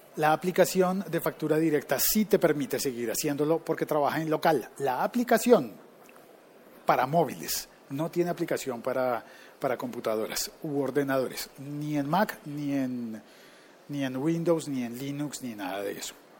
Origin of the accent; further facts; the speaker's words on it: Colombia; una compañía que está en mi país